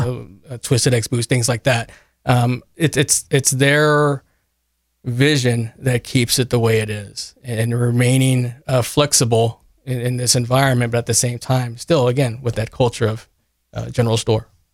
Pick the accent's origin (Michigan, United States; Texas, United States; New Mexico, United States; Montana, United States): Texas, United States; Kerrville; I am from Kerrville. I graduated from Tybee in ninety-six